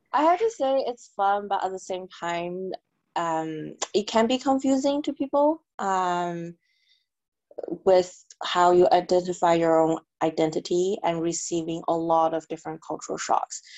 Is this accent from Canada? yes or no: yes; Canada; moved away as an adult; also born or lived in China / New York, United States; I was born in China, and my family immigrated to Canada when I was about 10. So basically, I grew up in Canada.